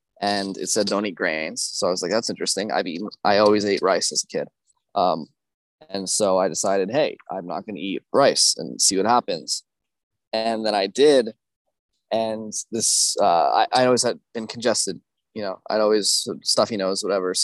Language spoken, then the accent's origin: English; United States; as an American, you know, growing up, my mom had always cooked everything I ate